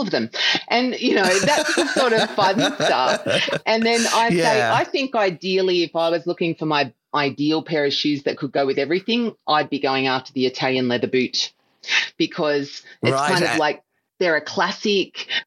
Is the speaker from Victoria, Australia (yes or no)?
yes; Melbourne, Victoria, Australia; I am the youngest of five children and I was born in Melbourne.